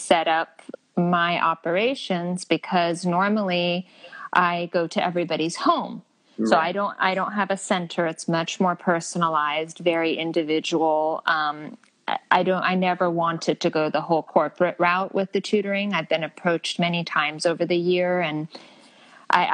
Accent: El Monte, California, United States; also born or lived in Alhambra, California / Temple City, California / La Crescenta, California / Glendale, California; I grew up in El Monte, Temple City

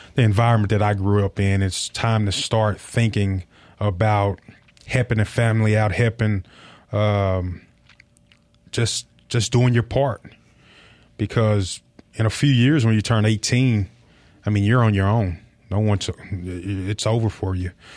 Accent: Tennessee, United States; moved away; also born or lived in Mississippi; I feel like I'm from Mississippi rather than Tennessee.

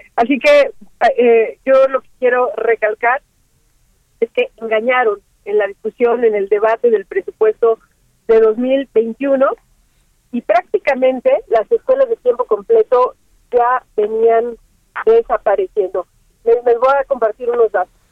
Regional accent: State of Mexico, Mexico; yo soy mexiquense

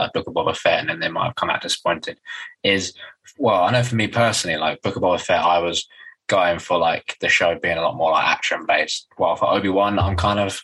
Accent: United Kingdom

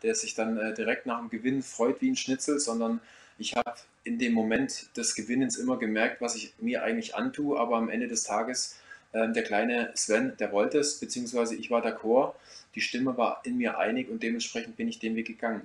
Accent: Ore Mountains, Saxony, Germany; moved away; also born or lived in Black Forest; Ich komme ja gebürtig aus dem Erzgebirge

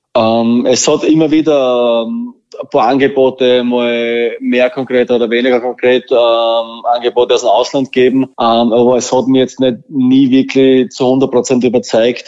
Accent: Burgenland, Austria; als Burgenländer

